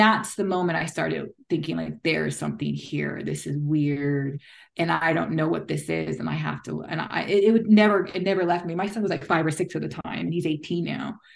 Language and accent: English; United States; moved away; also born or lived in United Kingdom; as an American